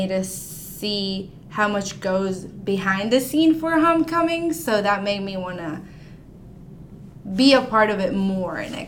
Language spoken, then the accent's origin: English; Maracaibo, Zulia, Venezuela; now in Arkansas, United States; I am a senior and I'm from Maracaibo, Venezuela.